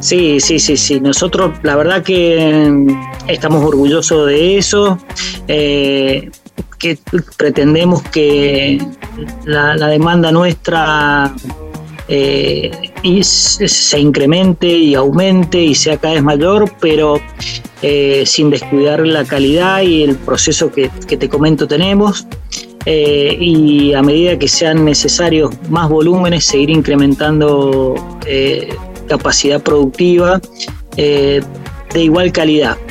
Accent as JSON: {"language": "Spanish", "region": "San Juan", "country": "Argentina", "said": "yo soy de la provincia de San Juan, una provincia vitivinícola por excelencia."}